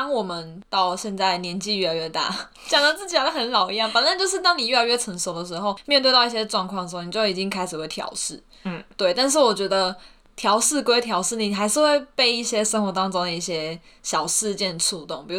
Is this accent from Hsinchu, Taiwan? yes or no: yes; Hsinchu, Taiwan; now in Pingtung, Taiwan; 我跟你说，我大一刚从，就我是新竹人嘛，嗯、然后从新竹来到屏东的时候